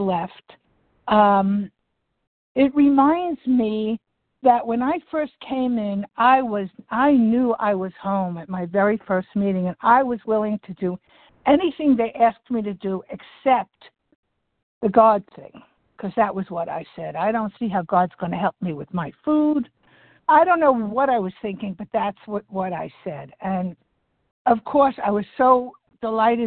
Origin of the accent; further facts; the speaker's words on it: Delray Beach, Florida, United States; Delray Beach, Florida